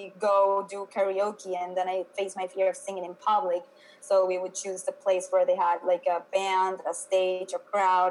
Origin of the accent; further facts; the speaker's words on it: Venezuela; moved away as an adult; now in United States; I am originally from Venezuela. I moved to the U.S. like about 10 years ago.